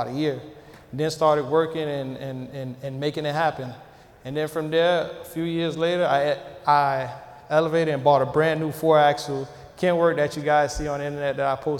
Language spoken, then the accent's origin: English; Miami, Florida, United States; I'm from Miami, Florida originally